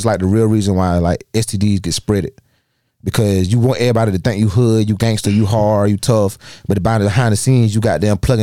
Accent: Darlington, South Carolina, United States; I grew up 30 seconds from Mayo High School

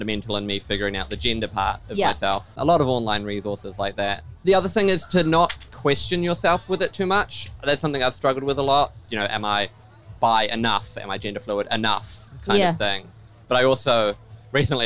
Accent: Auckland, New Zealand; I grew up in Auckland

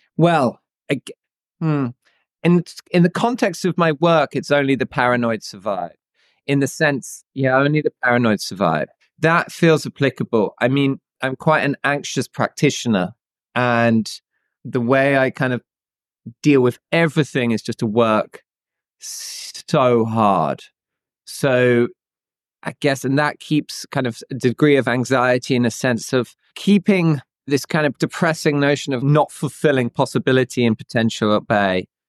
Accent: Bedfordshire, East of England, United Kingdom; I grew up in the UK in a small town in a county called Bedfordshire.

